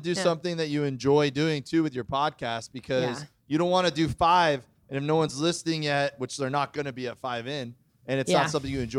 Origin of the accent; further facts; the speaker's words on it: Florida, United States; I would agree with you with growing up in Florida, man. I'm starting to get these sunspots